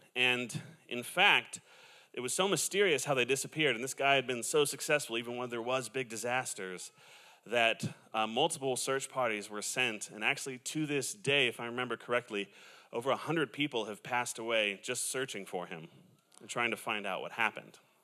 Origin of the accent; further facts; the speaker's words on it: Southern California, United States; I am from Southern California